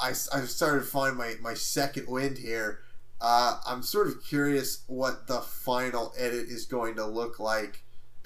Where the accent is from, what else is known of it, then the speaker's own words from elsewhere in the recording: United States; I'm an American